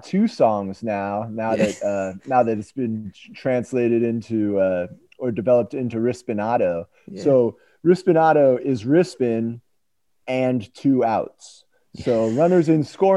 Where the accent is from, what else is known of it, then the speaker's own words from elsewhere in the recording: United States; I'm American